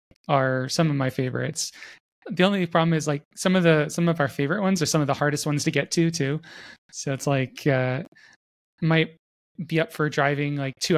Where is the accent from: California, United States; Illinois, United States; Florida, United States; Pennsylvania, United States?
Florida, United States; now in Salt Lake City, United States; I grew up in Florida, and Florida's high point is 100 meters above sea level.